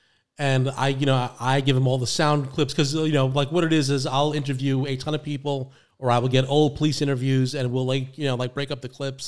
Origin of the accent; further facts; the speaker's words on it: New York City, New York, United States; now in Florida, United States; I'm the Bronx too